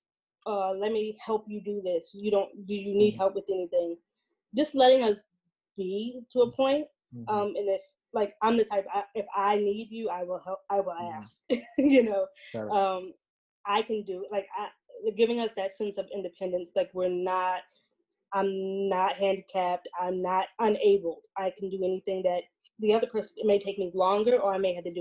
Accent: Albany, New York, United States; now in Central Falls, United States; I am originally from Albany, New York

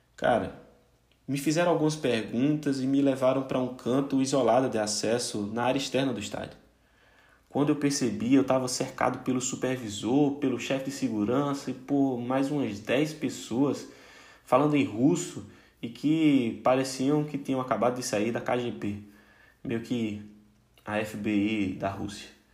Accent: Brazil; Como um bom brasileiro

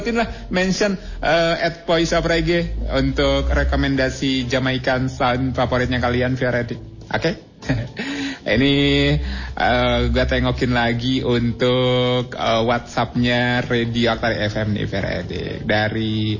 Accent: West Java, Indonesia; kita sebagai orang Sunda

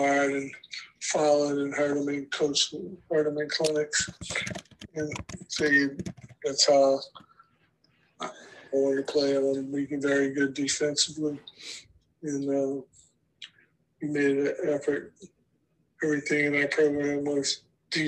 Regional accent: New Orleans, Louisiana, United States; moved away as an adult; I'm from New Orleans, brought me closer to Louisiana, back home

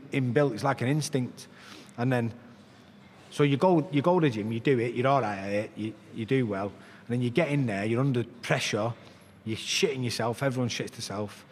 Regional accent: Salford, North West England, United Kingdom; I'm from Walkden in Salford.

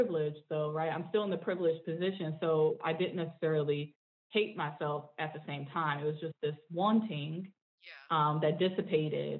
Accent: Northeast, United States; accent: Southern kind of Black kind of twang; also have a little bit of a Southern kind of Black kind of twang going on, even though I'm from the Northeast.

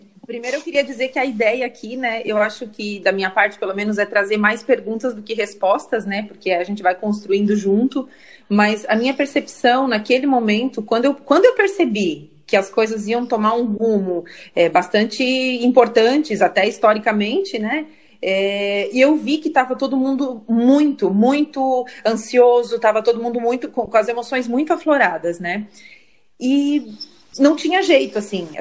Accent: Criciúma, Santa Catarina, Brazil; sou de Criciúma

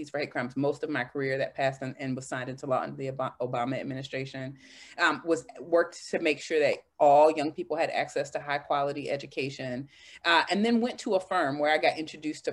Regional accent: Washington, District of Columbia, United States; my hometown of Washington, D.C.

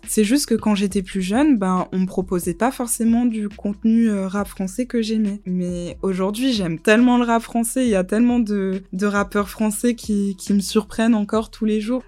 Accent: Montpellier, Occitania, France; moved away as an adult; also born or lived in Guadeloupe / London; Je suis née en Guadeloupe. Ensuite, j'ai grandi à Montpellier. J'ai fait toute ma scolarité à Montpellier

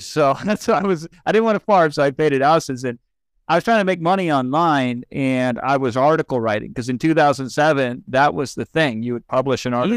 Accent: Iowa, United States; moved away as an adult; also born or lived in California; now in Los Angeles, United States; I moved out there from Iowa, but born in eighty-three. So I lived a majority of my life thus far in Iowa

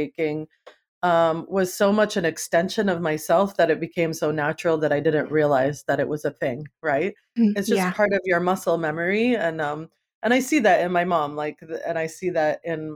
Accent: East Coast, United States; moved away as an adult; now in Oakland, United States; growing up in the East Coast

